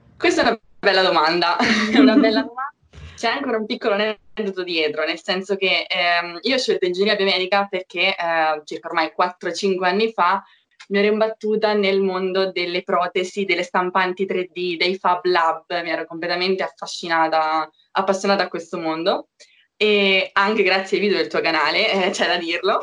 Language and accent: Italian; Marche, Italy; moved away as an adult; now in Milan, Italy; Io sono marchigiana, forse già si sente dall'accento